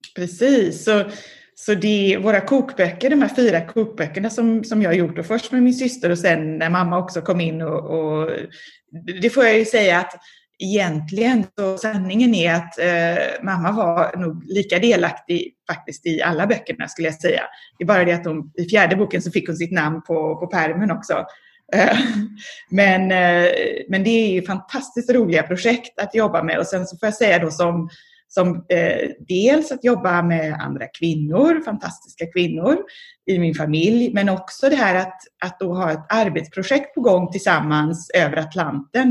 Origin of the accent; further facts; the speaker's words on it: Gothenburg, Västra Götaland, Sweden; moved away as an adult; also born or lived in Japan; now in Philadelphia, United States; sen dess så bodde jag i, växte jag upp i Göteborg